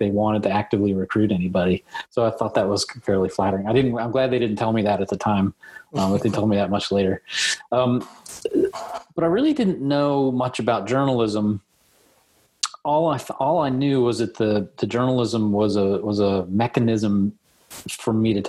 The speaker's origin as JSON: {"language": "English", "town": "Lexington", "region": "Kentucky", "country": "United States", "tie": "born or raised there", "also_born_or_lived": "Berea, Kentucky", "said": "So I grew up in Lexington, taking pictures around my neighborhood in Lexington, but we moved to Berea when I was in high school age"}